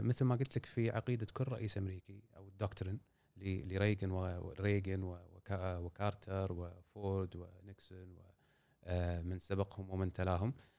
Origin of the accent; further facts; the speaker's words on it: Kuwait; إحنا عندنا في الكويت